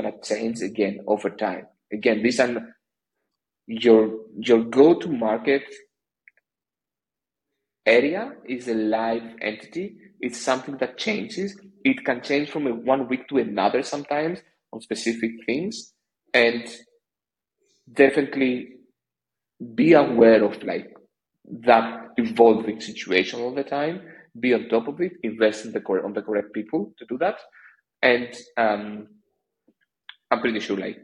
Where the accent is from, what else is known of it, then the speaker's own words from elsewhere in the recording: Greece; I'm from Greece